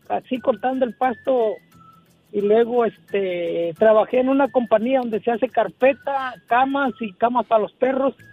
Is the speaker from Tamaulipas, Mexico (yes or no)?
no; Ciudad Guzmán, Jalisco, Mexico; Yo soy de Ciudad Guzmán, Jalisco, un ladito de Guadalajara.